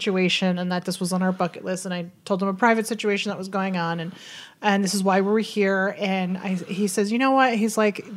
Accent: Hudson Valley, New York, United States; We're from the Hudson Valley

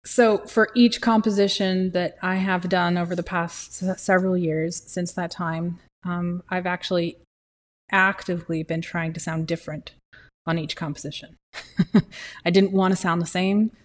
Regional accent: Utah, United States; now in Arizona, United States; I'm from Utah, and the mountains and water and lakes and streams and rain and the smell and trees, trees, trees, trees. I live in Arizona.

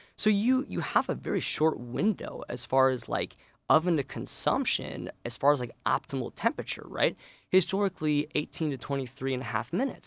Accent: St. Louis, Missouri, United States; moved away as an adult; now in Chicago, United States; I actually grew up in Saint Louis

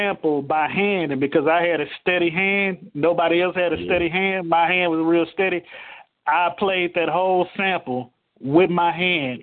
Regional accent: Houston, Texas, United States; also born or lived in Dallas, Texas; I was born in Dallas, but I was H-Town bred, you know what I'm saying? I grew up in the same neighborhood that … grew up in, over in Ridgemont on the south side of Houston

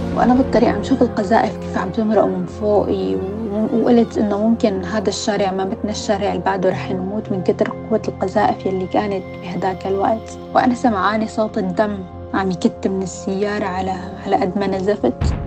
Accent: Syria; also born or lived in Lebanon; now in United Kingdom; كانوا بعض المدارس مثلا يرفضونا بحكم إنه نحن سوريين

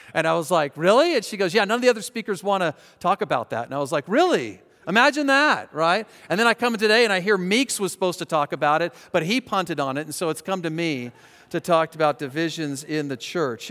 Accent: Colorado, United States; Christy and I grew up in Colorado

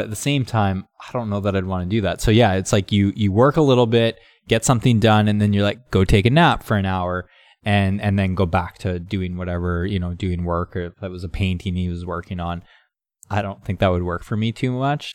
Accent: Canada; now in California, United States; I grew up in Canada, so it was cold in the winter.

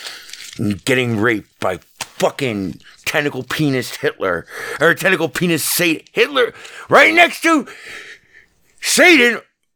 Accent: Las Vegas, Nevada, United States; a guy born and raised in Las Vegas

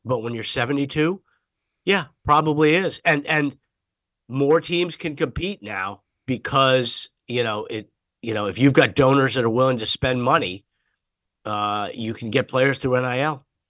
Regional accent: Washington, District of Columbia, United States; now in San Jose, United States; I grew up in the snow back before global warming when it used to snow in Washington, D C

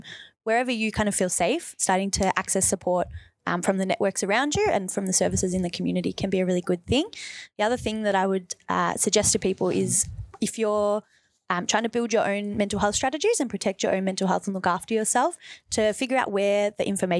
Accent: Wyndham, Victoria, Australia; I grew up in Wyndham

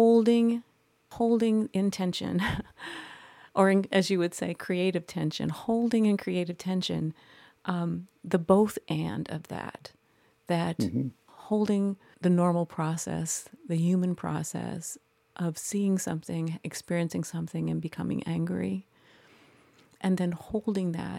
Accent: Midwest, United States; I was raised in the Midwest as a Midwestern woman

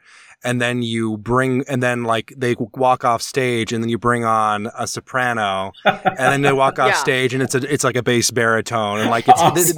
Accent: Alabama, United States; born and raised in Alabama, my mother went to Bama.

